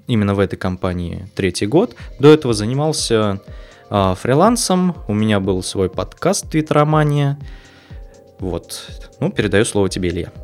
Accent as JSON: {"language": "Russian", "town": "Kuvandyk", "region": "Orenburg Oblast", "country": "Russia", "tie": "born or raised there", "said": "я из Оренбурга, родился в Кундаке, в небольшом городе"}